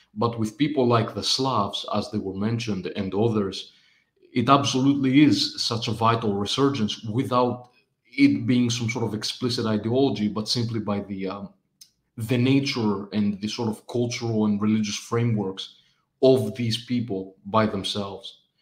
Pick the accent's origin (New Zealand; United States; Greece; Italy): Greece; I come from Greece. I, I've lived here all my life.